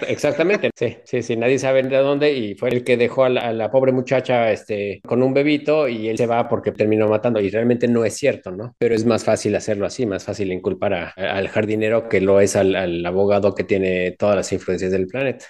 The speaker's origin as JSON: {"language": "Spanish", "region": "Mexico City", "country": "Mexico", "moved": "yes", "lives_now": "Texas, United States", "said": "sí soy chilango y sí vivo en Texas"}